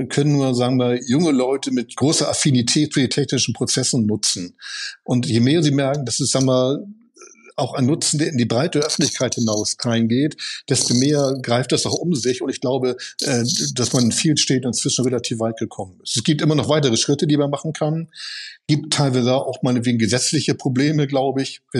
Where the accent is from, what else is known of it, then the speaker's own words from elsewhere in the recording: Cologne, North Rhine-Westphalia, Germany; Und für mich als Kölner Lokalpatriotist.